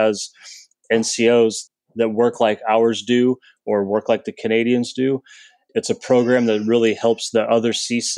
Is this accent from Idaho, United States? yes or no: yes; Coeur d'Alene, Idaho, United States; moved away as an adult; I am from Coeur d'Alene, Idaho, a little place up in the Northwest. It's where I joined the Army from.